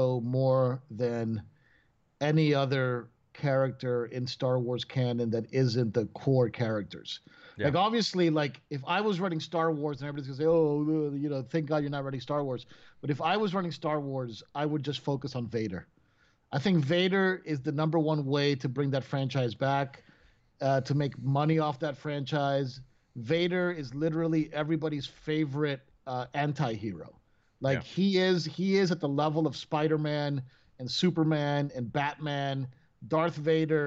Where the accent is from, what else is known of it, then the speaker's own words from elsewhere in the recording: Venezuela; English is a second language; moved away; I lived in Venezuela when I was growing up, which is a country, obviously, in South America